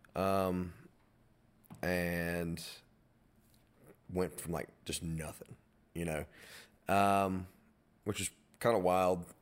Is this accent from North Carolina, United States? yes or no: yes; Madison, North Carolina, United States; I'm from Moreland Cove and, like, the Madison area